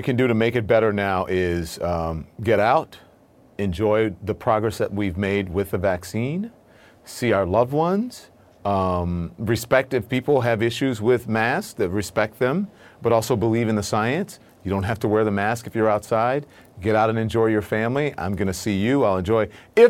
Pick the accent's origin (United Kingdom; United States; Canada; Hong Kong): United States; Louisiana; Look, I grew up in Louisiana. Everybody I knew had a gun.